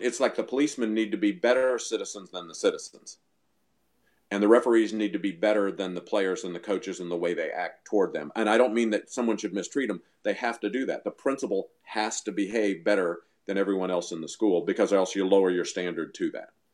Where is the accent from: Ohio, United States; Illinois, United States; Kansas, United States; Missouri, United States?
Missouri, United States; moved away; we moved back to Missouri. We're from Missouri originally